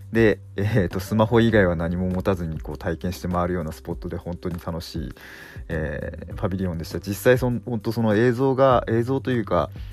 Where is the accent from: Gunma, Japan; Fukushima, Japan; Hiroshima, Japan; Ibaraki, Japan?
Fukushima, Japan; 自分地元福島なんですけど